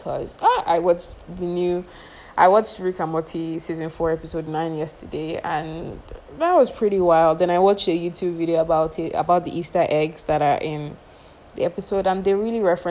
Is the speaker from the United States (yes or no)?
no; Nigeria; I am a Nigerian girl living in Nigeria